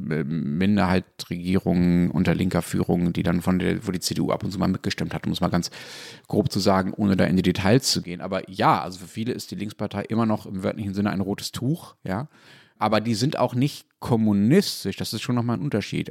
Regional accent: Germany; also born or lived in Dortmund; ich als Deutscher

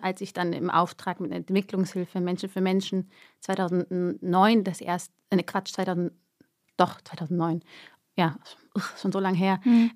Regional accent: Germany; moved away as an adult; also born or lived in Erding, Bavaria; now in Zurich, Switzerland; ich bin Deutsche.

